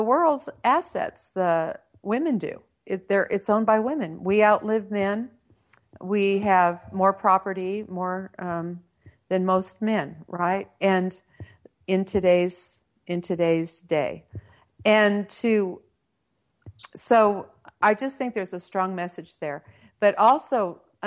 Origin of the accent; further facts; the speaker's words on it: Redondo Beach, California, United States; I was born and raised in Southern California. I grew up in Redondo Beach